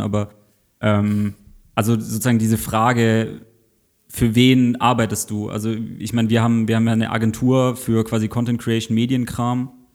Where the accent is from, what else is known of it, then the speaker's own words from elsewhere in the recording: Southern Germany, Germany; ich komme aus Süddeutschland, bei uns gab es Quick noch im Süden